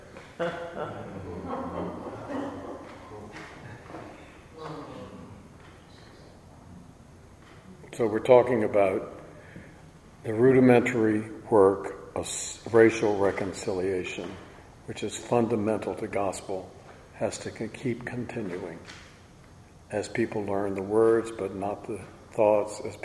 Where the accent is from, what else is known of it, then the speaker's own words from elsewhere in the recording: Virginia, United States; I was brought up in Virginia